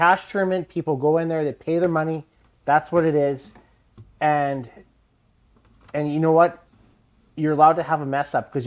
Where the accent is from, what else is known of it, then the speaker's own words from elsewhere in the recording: Alberta, Canada; we're only from Alberta